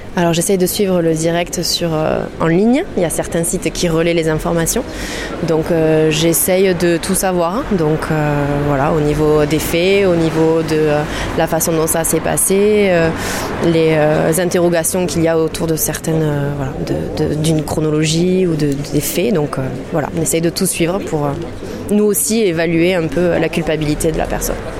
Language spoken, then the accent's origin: French; Toulouse, Occitania, France; je suis toulousaine, j'habite juste à côté du canal